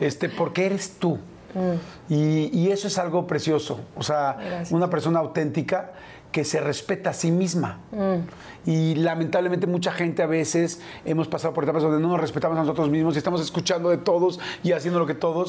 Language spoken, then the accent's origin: Spanish; near Papantla, Veracruz, Mexico; born or raised there; moved away